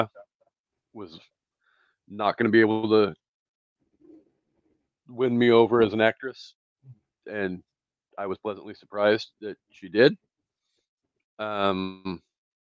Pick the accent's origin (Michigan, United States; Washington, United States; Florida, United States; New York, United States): Washington, United States; Aberdeen; my hometown is actually shouted out in the Walking Tall remake with The Rock